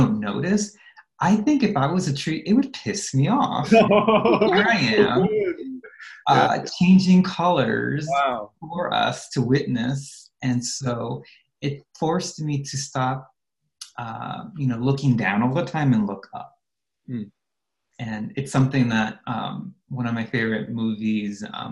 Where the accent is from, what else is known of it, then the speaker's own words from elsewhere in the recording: Los Angeles, California, United States; I grew up in the San Fernando Valley in Los Angeles in California.